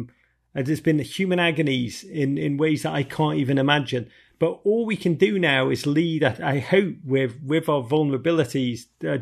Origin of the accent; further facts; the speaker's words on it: Los Angeles, California, United States; You know, I grew up in LA and I love ….